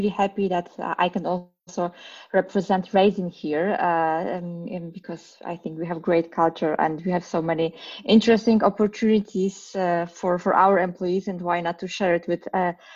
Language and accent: English; Poland; moved away as an adult; now in Berlin, Germany; Originally, I'm from Poland. I was born and raised there